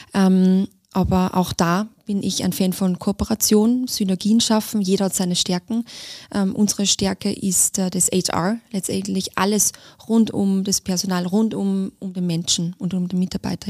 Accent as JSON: {"language": "German", "country": "Austria", "moved": "yes", "said": "ich bin Österreicherin"}